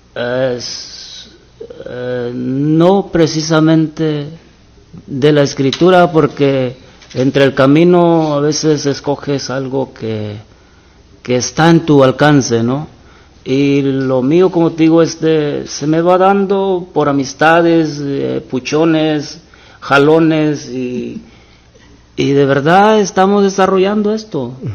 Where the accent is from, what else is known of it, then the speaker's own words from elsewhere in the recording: Buenavista de Allende, Guerrero, Mexico; now in United States; Eh, soy de Guerrero, Guerrero, México. Guerrero, México. Se llama el pueblo Buenavista de Allende Guerrero.